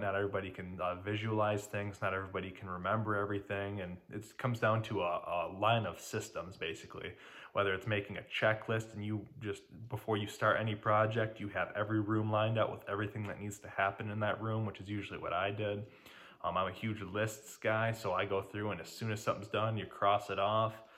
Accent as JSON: {"language": "English", "town": "Detroit", "region": "Michigan", "country": "United States", "said": "I'm from Detroit, Michigan"}